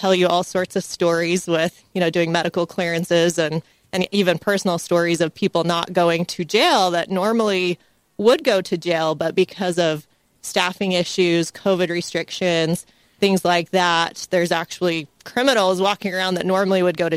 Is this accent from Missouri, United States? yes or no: no; St. George, Utah, United States; I'm from here. I grew up in St. George, and I absolutely love it here